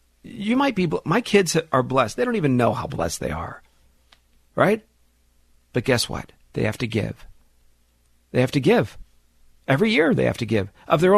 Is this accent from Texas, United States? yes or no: no; Los Angeles, California, United States; I'm a teenager, 15, 16 years old, growing up in the San Fernando Valley